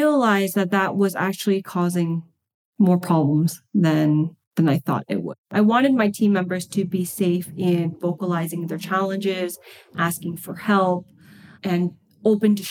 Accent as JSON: {"language": "English", "town": "Boston", "region": "Massachusetts", "country": "United States", "moved": "as an adult", "lives_now": "California, United States", "said": "I am originally from Boston."}